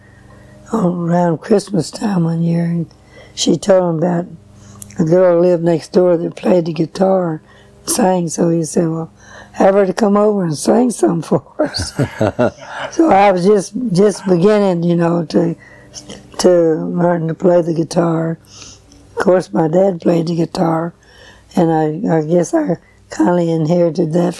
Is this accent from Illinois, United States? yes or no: no; Nashville, Tennessee, United States; also born or lived in McEwen, Tennessee; I was born and raised right here in Nashville.